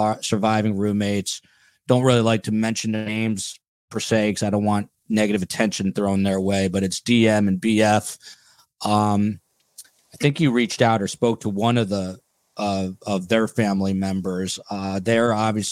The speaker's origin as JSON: {"language": "English", "country": "United States", "said": "I'm from New York, New Jersey"}